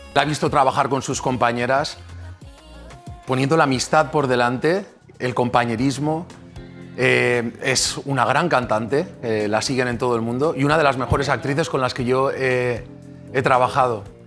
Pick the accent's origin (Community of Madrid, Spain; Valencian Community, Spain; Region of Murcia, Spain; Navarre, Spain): Valencian Community, Spain; Benicàssim; yo soy de Benicassim